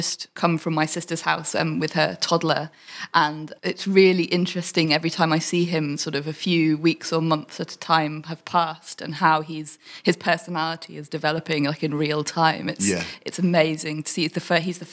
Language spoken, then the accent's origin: English; High Wycombe, South East England, United Kingdom; we grew up in near High Wycombe